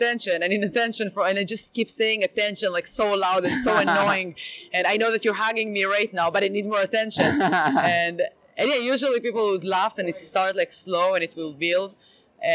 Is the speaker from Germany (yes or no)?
no; Israel; English is a second language; now in Boston, United States; I'm from Israel and I'm living the American dream